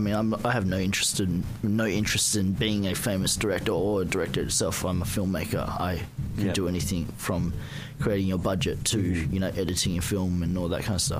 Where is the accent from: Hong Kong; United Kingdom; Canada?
Hong Kong; I'm from Hong Kong. Hong Kong. I was born here, so I've pretty much, I was born here. I didn't even go overseas till I was 27, so I was lucky. I was brought up really Asian.